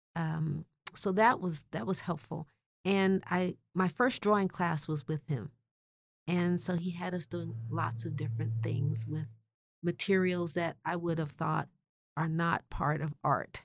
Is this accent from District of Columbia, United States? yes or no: yes; Washington, District of Columbia, United States; I grew up in Washington, D C